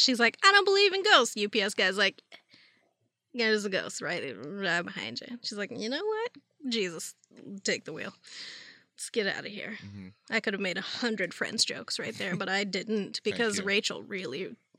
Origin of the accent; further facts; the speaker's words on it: Pittsburgh, Pennsylvania, United States; And wouldn't you know it, I'm from Pittsburgh.